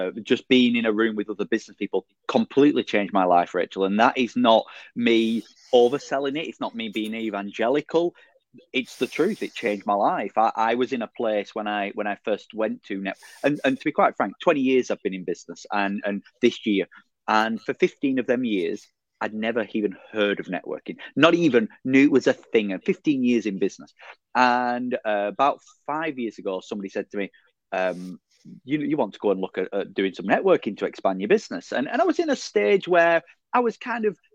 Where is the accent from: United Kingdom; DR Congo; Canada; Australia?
United Kingdom; Burnley, North West England; Born in the Edith Watson Ward of Burnley General in 1983.